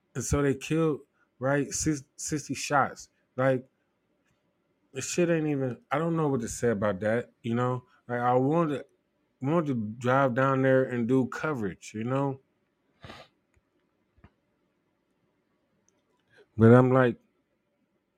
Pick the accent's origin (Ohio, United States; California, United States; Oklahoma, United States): Ohio, United States; I'm from Ohio